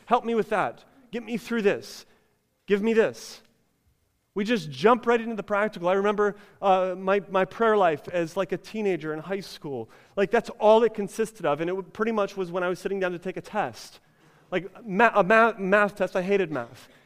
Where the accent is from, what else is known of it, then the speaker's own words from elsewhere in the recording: United States; we're American